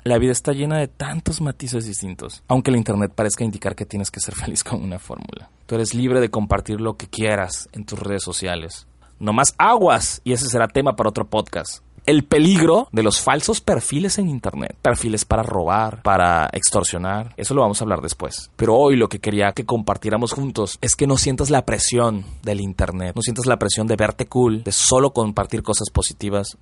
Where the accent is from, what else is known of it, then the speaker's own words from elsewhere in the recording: Mexico; somos mexicanos